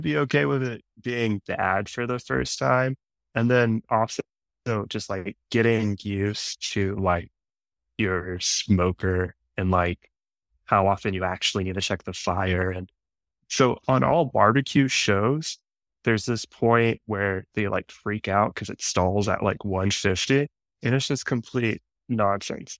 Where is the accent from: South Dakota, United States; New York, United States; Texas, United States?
Texas, United States; Dallas; growing up in Dallas, it's like suburbia